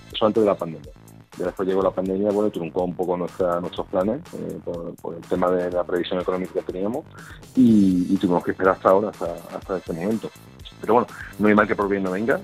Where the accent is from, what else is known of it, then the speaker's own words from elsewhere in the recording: Málaga, Andalusia, Spain; Nosotros somos malagueños, hemos, nuestro proyecto ha crecido en Málaga